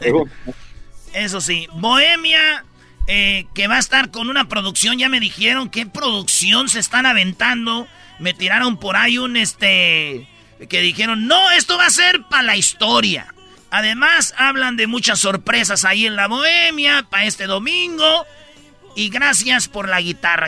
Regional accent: Jiquilpan, Michoacán, Mexico; yo tenía que cinco años Todavía andaba ahí gateando en Jiquilpan, Michoacán

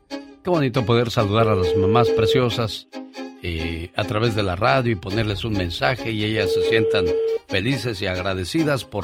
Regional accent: Torreón, Coahuila, Mexico; moved away; y un día salí de Torreón. Pero Torreón nunca salió de mí.

